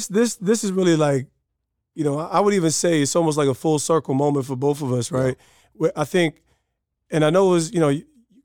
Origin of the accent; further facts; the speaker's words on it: New Jersey, United States; And I'm from Jersey, so we talk about, you know, cities to cities